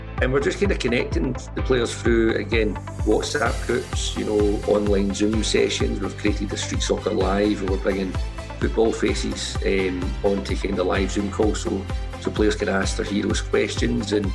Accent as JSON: {"language": "English", "town": "Glasgow", "region": "Scotland", "country": "United Kingdom", "moved": "yes", "lives_now": "Edinburgh, United Kingdom", "said": "I'm from Glasgow originally"}